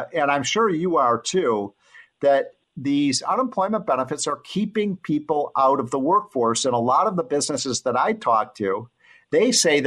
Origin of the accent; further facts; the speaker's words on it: Illinois, United States; I'm from Illinois. That's a disaster area